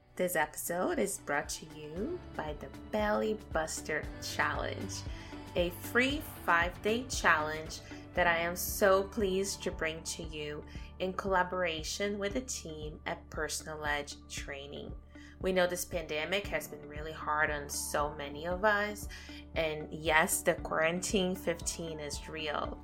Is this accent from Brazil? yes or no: yes; Brazil; moved away as an adult; now in Canada; had a pretty good childhood growing up back home in Brazil